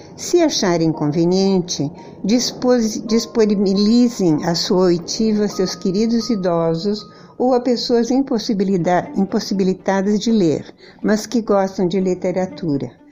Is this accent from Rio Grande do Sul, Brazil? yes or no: yes; Porto Alegre, Rio Grande do Sul, Brazil; moved away as an adult; now in Fortaleza, Brazil; sou gaúcha de Porto Alegre, mas moro há alguns anos em Fortaleza